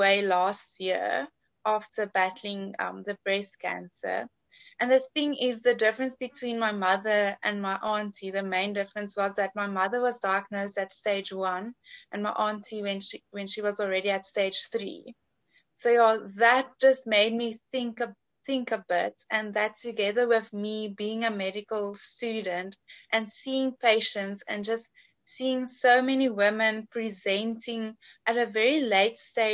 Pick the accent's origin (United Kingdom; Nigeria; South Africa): South Africa; Pretoria, Gauteng; moved away as an adult; now in Cape Town, South Africa; I'm from Pretoria, but I'm studying in Cape Town at Stellenbosch University